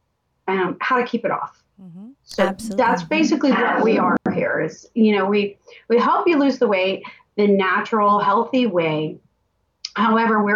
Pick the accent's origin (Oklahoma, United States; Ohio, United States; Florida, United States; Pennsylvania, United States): Florida, United States; Tampa; I'm born and raised in Tampa, went to a local high school.